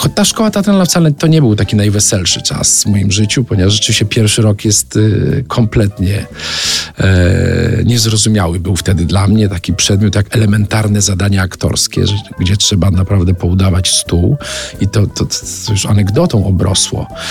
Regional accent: Brzeg Dolny, Lower Silesian Voivodeship, Poland; w brzegu dolnym, małym miasteczku pod Wrocławiem

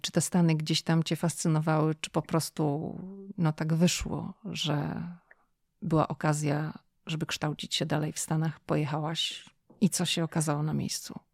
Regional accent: Szczecin, West Pomeranian Voivodeship, Poland; jestem zachodniopomorskie Szczecin

